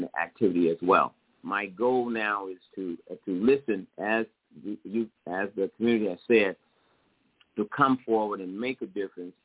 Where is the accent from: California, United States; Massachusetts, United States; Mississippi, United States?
Mississippi, United States; now in Los Angeles, United States; I came from Mississippi. There was the absence of a mother and father as they had passed away, and my grandmother raised me.